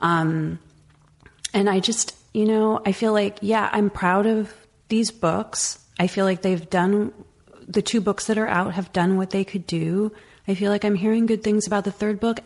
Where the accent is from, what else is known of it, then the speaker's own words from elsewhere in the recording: the Valley, California, United States; I was this Mexican American kid growing up in the Valley